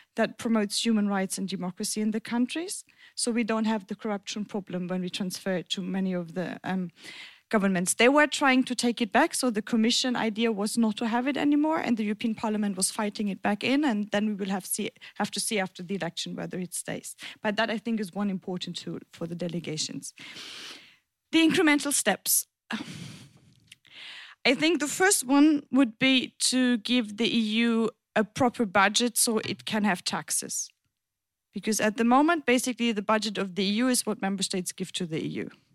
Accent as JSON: {"language": "English", "region": "German-French border region", "country": "Germany", "tie": "born or raised there", "moved": "yes", "lives_now": "Berlin, Germany", "said": "I grew up in the German French border region."}